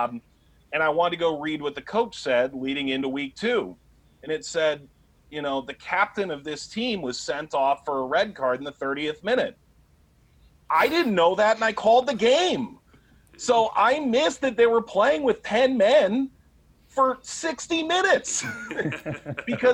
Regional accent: Cleveland, Ohio, United States; moved away as an adult; also born or lived in New York; I grew up in Cleveland

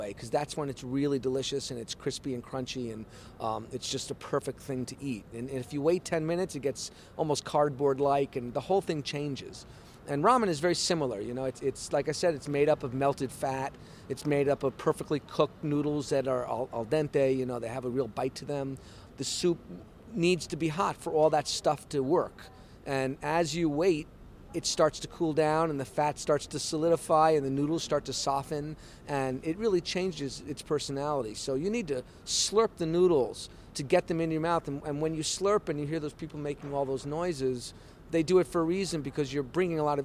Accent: New York City, New York, United States; moved away as an adult; now in Tokyo, Japan; I also wanted to come back to New York and have a shop in my hometown.

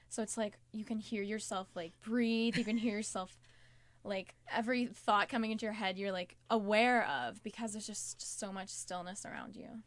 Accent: Silver Spring, Maryland, United States; I'm from right outside D C in Maryland, um, Silver Spring, Maryland

